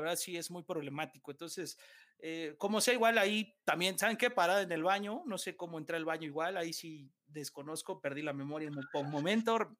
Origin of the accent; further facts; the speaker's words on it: Mexico City, Mexico; somos chilangos